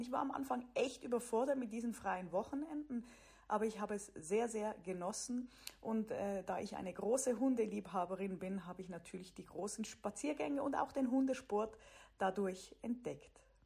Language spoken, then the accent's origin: German; Switzerland; moved away as an adult; also born or lived in Germany / United States / Sweden; Ich komme aus der Schweiz.